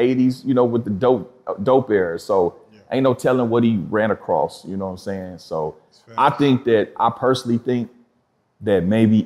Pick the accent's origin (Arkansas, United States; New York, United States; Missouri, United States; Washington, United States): Missouri, United States; Kansas City; also born or lived in Los Angeles, California; I'm from Kansas City